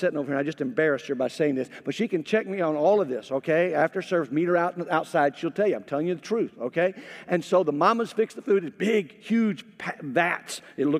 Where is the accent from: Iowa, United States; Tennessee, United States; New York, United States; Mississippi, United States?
Mississippi, United States; I grew up in Mississippi, and I grew up where, honestly, in my high school, African American people outnumbered Caucasian people.